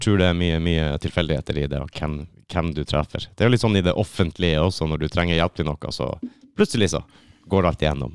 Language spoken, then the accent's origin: Norwegian; Kistrand, Finnmark, Norway; moved away; Egentlig så er jeg fra en plass som heter Kistrand.